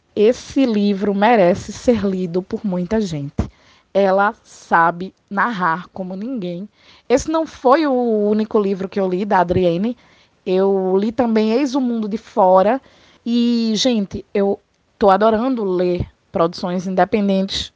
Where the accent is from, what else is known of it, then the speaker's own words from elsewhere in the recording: Pernambuco, Brazil; Eu sou pernambucana, gente, e como qualquer boa pernambucana, eu sou muito bairrista